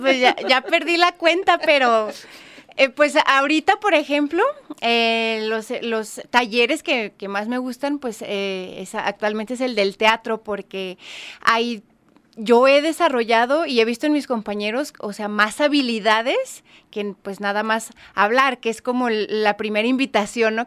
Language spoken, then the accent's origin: Spanish; Mexico; como buena mexicana